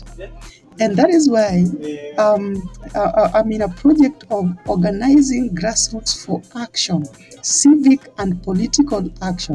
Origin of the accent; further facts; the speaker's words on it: Kenya; we in Kenya, as I was introducing myself, I told you that I'm a Luo, and we majorly live around Lake Victoria